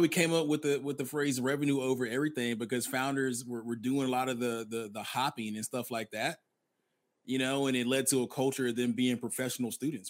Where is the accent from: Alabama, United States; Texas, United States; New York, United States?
Alabama, United States; I'm originally from Alabama